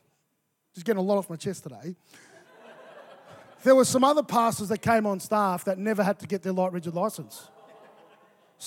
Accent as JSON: {"language": "English", "town": "Melbourne", "region": "Victoria", "country": "Australia", "also_born_or_lived": "Mackay, Queensland / Brisbane", "moved": "as an adult", "said": "I was from Melbourne"}